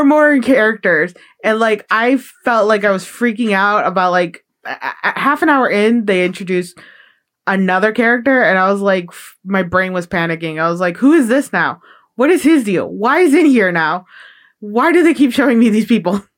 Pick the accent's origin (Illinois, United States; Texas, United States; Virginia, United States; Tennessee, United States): Illinois, United States; Chicago; moved away; growing up in Chicago, Irish culture is very uh, big over there